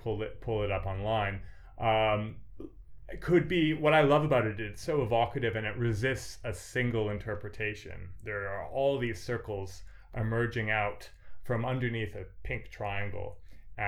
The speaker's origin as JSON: {"language": "English", "country": "Canada", "said": "I am Canadian myself"}